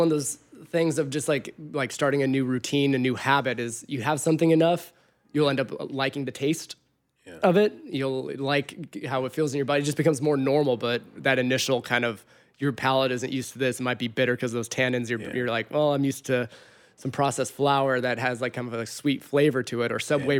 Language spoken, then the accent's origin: English; Big Bear, California, United States; When I was a kid, I grew up in the mountains. I grew up in Big Bear, so my mom and I would like collect acorns.